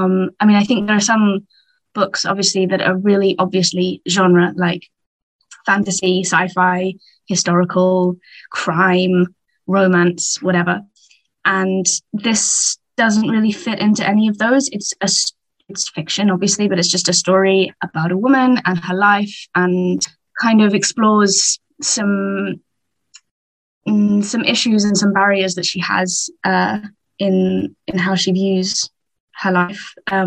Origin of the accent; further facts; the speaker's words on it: England, United Kingdom; I'm English, as you can tell from the accent.